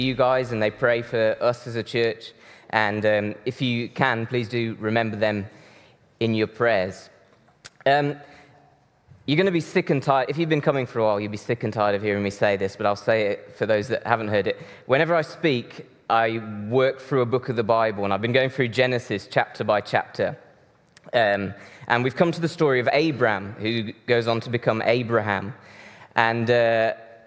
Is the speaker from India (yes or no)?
no; Brazil; moved away; Deb and I grew up in Brazil